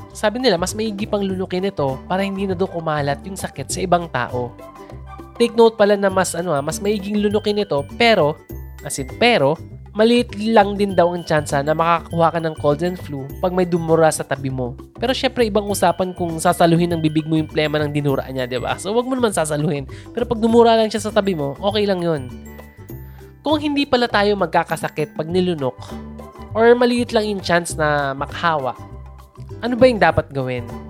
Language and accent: Tagalog; Philippines; bilang Filipino